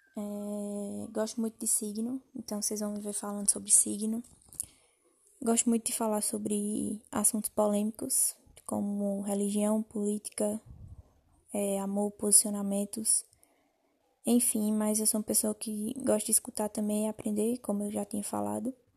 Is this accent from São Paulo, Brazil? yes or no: no; Campina Grande, Paraíba, Brazil; sou natural de Campina Grande, da Paraíba